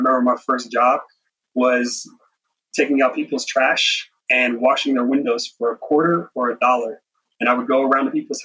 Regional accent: Las Vegas, Nevada, United States; Eastside Las Vegas to where I grew up

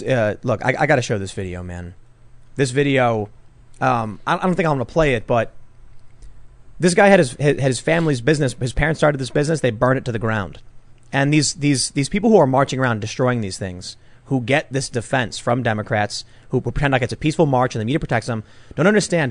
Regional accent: Chicago, Illinois, United States; I grew up in Chicago

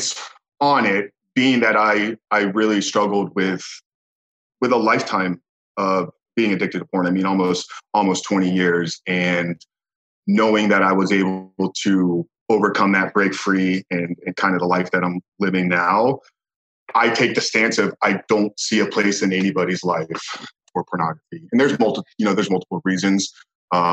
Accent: Tampa, Florida, United States; born and raised in Tampa, Florida, and still residing here today

